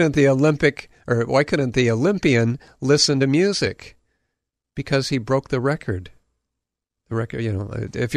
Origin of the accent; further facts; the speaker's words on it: Hawaii, United States; also born or lived in Southern California; I grew up here in Hawaii